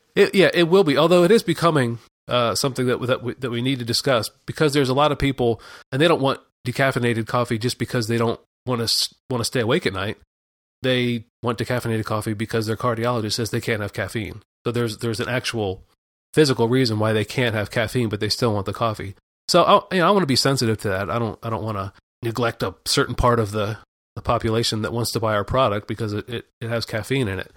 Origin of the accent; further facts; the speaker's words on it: Pennsylvania, United States; I grew up in Pennsylvania